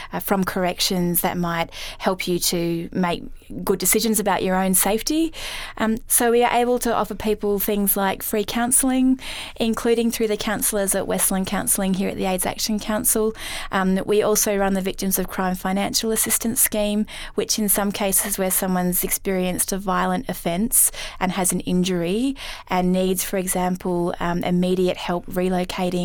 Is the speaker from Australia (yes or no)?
yes; Canberra, Australian Capital Territory, Australia; moved away as an adult; now in Gundaroo, Australia; I was born and bred in Canberra